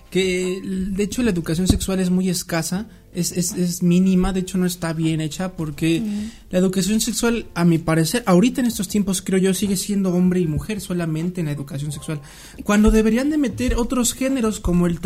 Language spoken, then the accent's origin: Spanish; Mexico; esa fue mi duda como ignorante mexicano